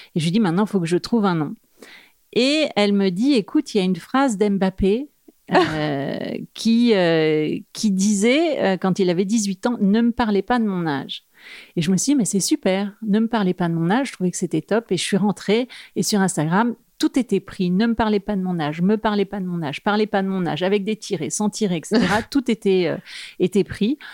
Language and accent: French; Normandy, France; moved away as an adult; now in Paris, France; je suis une provinciale de Normandie, mais je vis quand même à Paris depuis euh, euh, une bonne vingtaine d'années